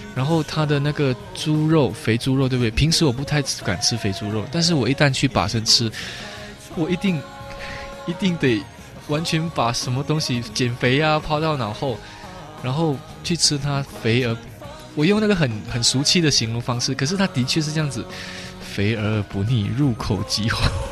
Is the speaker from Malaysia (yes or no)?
yes; Malaysia; 我们是华侨嘛，我们华侨的祖辈，从，呃，有福建啊，有潮州啊，有广西啊，广东的地带坐船 飘扬过海，然后到了马来西亚